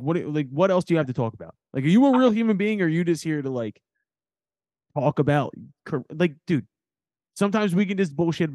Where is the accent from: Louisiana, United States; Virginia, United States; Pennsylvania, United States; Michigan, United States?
Pennsylvania, United States; Philadelphia; I'm from Northeast Philadelphia